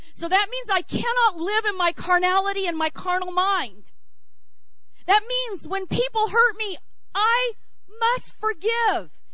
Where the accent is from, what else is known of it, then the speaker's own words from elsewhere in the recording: United States; being an American.